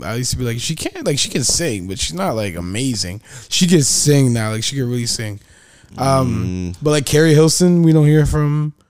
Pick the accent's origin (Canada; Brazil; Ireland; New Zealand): Canada; I'm here as a Canadian